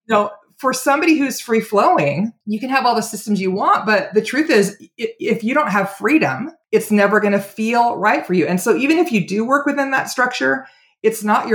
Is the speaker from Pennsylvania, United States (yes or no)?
no; Oregon, United States; moved away; also born or lived in California / Walla Walla, Washington / Portland, Oregon; I was born in California. Most Californians moved to Oregon in the late 60s, and my family did too. And I grew up in Oregon